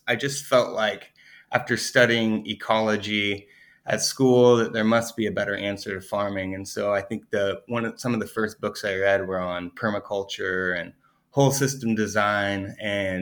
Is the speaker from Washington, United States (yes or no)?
yes; Colville, Washington, United States; now in Willamette Valley, Oregon, United States; born in Colville, Washington, which is like the way northeast corner of Washington State, up by Idaho and Canada. And my family has a property up there where for generations we raised cattle